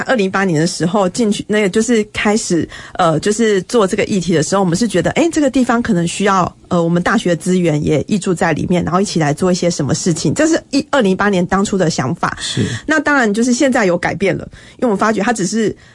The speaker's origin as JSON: {"language": "Chinese", "area": "Qianzhen", "region": "Kaohsiung", "country": "Taiwan", "tie": "born or raised there", "said": "我自己本身是前阵出生，然后所以那个来到中山大学"}